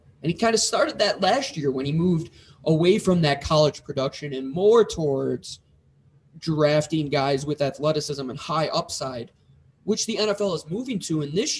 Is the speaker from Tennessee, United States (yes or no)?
no; New York, United States; Growing up in Western New York, I was always against them.